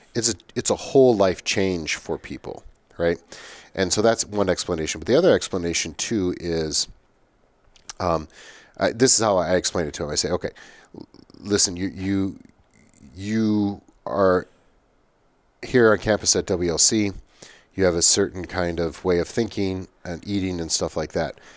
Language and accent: English; United States; as an American